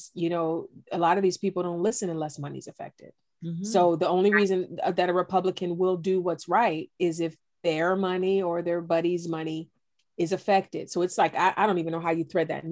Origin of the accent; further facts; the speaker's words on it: East Cleveland, Ohio, United States; I grew up in East Cleveland, a single parent home